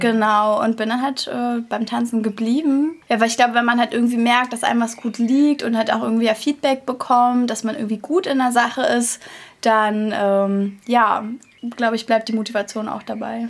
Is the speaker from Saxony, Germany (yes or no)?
no; Berlin, Germany; Doch, ich bin Urberliner. Cool. Hier, hier geboren.